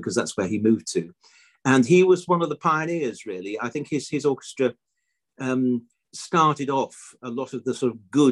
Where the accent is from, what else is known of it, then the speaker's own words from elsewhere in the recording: Hull, Yorkshire and the Humber, United Kingdom; also born or lived in Guildford; I was born in Guildford. It was 1951. And just the following year, we moved to Hull, to our long-term family home, which was in Hull